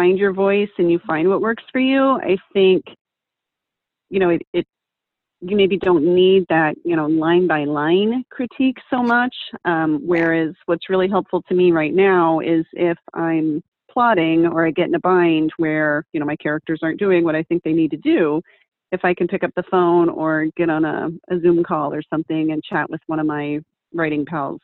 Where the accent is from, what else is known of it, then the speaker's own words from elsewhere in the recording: Texas, United States; I grew up in Texas.